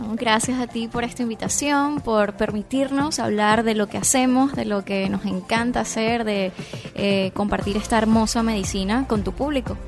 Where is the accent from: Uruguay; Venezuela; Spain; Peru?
Venezuela; now in Miami, United States